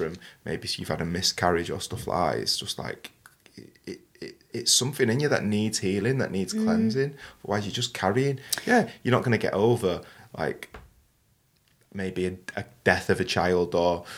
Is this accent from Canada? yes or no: no; Manchester, North West England, United Kingdom; I come from Manchester.